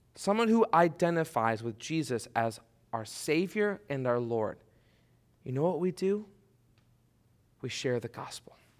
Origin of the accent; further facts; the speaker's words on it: Detroit, Michigan, United States; I grew up in Detroit